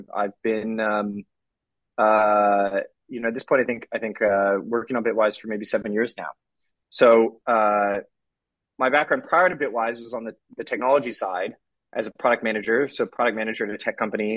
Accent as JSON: {"language": "English", "area": "the Bay Area", "region": "California", "country": "United States", "said": "I'm from California, the Bay Area"}